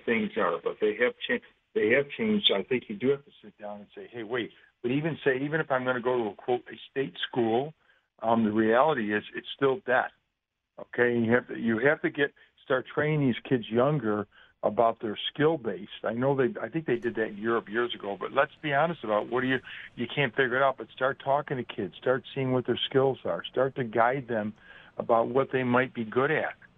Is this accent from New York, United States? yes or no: yes; Rochester, New York, United States; moved away as an adult; now in Buffalo, United States; I grew up in Rochester. I've been in Buffalo for many, many years.